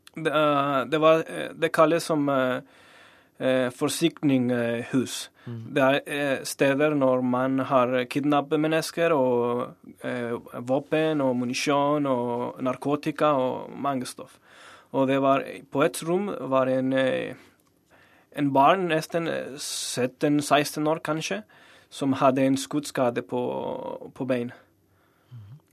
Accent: Torreón, Coahuila, Mexico; Norwegian is a second language; moved away as an adult; now in Norway; min hjemby i, i Torreon

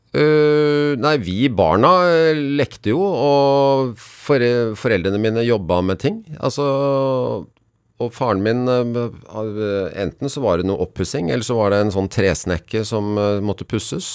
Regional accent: Bærum, Akershus, Norway; jeg har vokst opp i Bærum

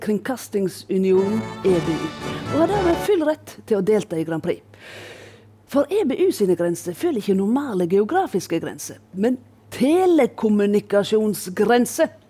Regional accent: Voss, Vestland, Norway; heime på Voss

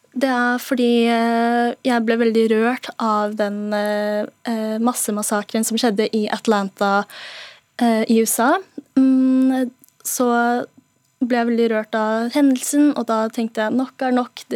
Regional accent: Norway; hele barndommen min i Norge

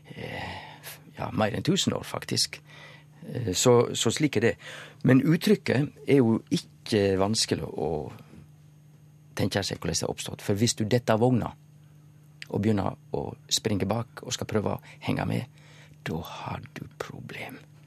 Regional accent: Western Norway, Norway; eg som vestlending

